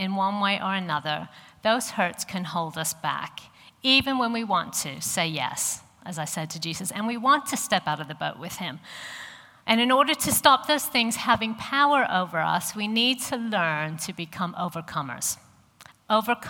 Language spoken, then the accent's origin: English; St. Louis, Missouri, United States; accent: American; moved away as an adult; I grew up in St. Louis in the middle of America